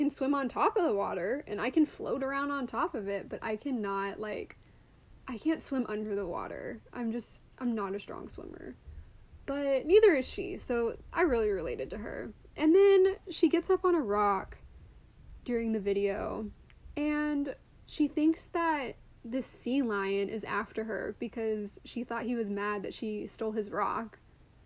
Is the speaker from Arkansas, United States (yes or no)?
yes; Arkansas, United States; I grew up in Arkansas